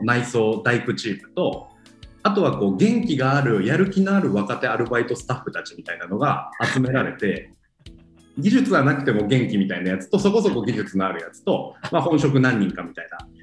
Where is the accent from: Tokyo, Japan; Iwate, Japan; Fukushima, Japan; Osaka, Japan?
Iwate, Japan; moved away; もともと僕地元が岩手県で